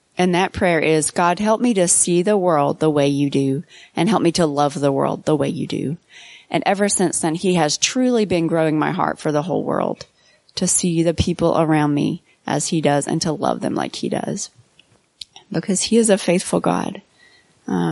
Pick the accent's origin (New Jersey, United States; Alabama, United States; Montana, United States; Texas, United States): Alabama, United States; Fort Payne; I grew up in Fort Payne, Alabama